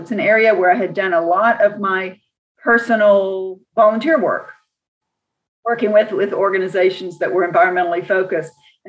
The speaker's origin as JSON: {"language": "English", "town": "Austin", "region": "Texas", "country": "United States", "tie": "born or raised there", "said": "I'm actually currently in the city where I grew up. I grew up in Austin, Texas, one of six children, lived here, you know, all through my growing up years. And it was a wonderful, really a magical time to live in Austin. I'm old. So this was in the 1960s and 70s."}